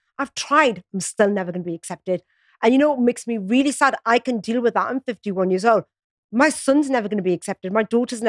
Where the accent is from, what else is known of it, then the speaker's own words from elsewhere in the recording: Newcastle upon Tyne, North East England, United Kingdom; moved away; also born or lived in London; My parents are from the Punjab and I grew up in Newcastle.